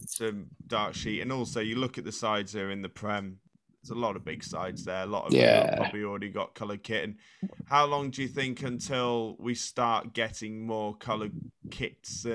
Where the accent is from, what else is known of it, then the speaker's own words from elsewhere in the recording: Shropshire, West Midlands, United Kingdom; also born or lived in Leeds; Shropshire, we like our things as they are, and change comes at a struggle